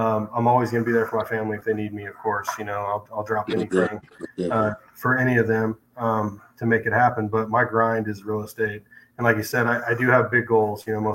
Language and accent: English; Salem, Oregon, United States; moved away as an adult; now in Springfield, United States; born and raised in Salem, Oregon